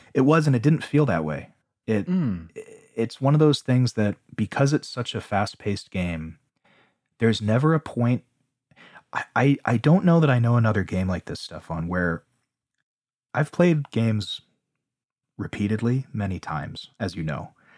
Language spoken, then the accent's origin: English; United States; growing up in America